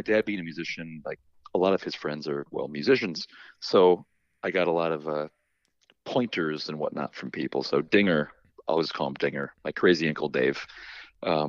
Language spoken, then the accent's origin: English; Clinton, New York, United States; also born or lived in Utica / Westmoreland / Sherrill; I grew up in Clinton.